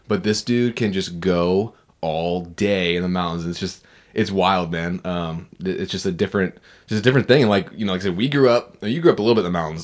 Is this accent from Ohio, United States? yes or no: no; Virginia Beach, Virginia, United States; Virginia Beach, which was my hometown